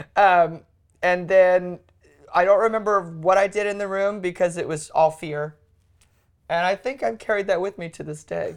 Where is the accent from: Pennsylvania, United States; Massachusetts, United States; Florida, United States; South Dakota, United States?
South Dakota, United States; Sioux Falls; I was born and raised in Sioux Falls, South Dakota